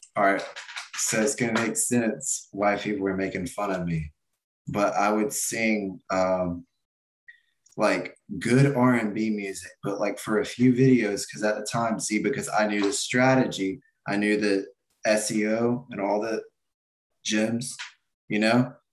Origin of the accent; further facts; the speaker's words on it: Atlanta outskirts, Georgia, United States; I'm not even like technically from here. I'm from like the outskirts